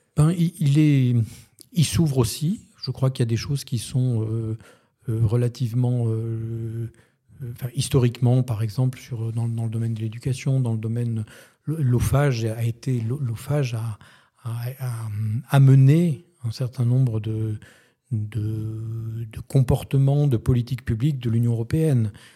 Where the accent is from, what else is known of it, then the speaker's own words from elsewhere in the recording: France; moved away as an adult; also born or lived in Lithuania / Poland / Egypt; je suis un Français à l'étranger